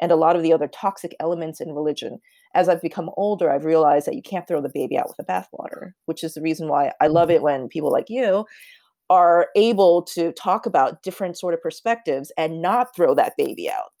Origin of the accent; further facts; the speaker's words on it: United States; I'm Korean American